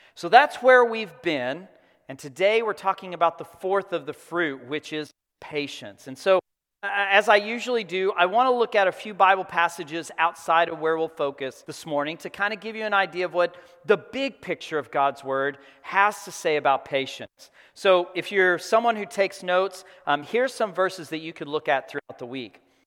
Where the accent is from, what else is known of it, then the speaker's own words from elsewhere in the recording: Texas Panhandle, United States; I grew up in the Texas Panhandle. I grew up on a farm